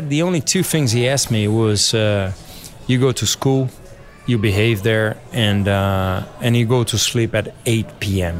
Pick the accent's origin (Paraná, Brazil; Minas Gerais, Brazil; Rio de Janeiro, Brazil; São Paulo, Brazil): São Paulo, Brazil; when we grew up, was in Interlagos, right by the track.